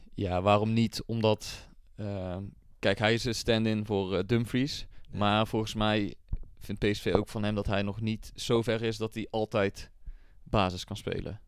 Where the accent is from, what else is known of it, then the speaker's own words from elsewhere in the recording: North Brabant, Netherlands; voor Eindhoven, gewoon voor ons als Brabanders